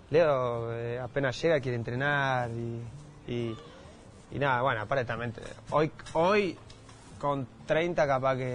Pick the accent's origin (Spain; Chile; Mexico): Spain; Madrid, Community of Madrid; born there; entonces ya él sabe que yo nací en Madrid